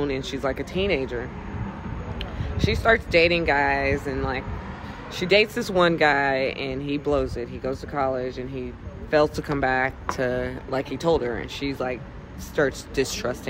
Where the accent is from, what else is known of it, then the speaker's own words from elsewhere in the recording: Texas, United States; I'm from Texas